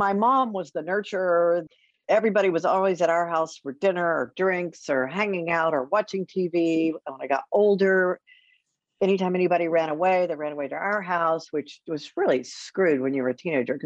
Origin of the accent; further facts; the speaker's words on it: College Station, Texas, United States; I grew up in College Station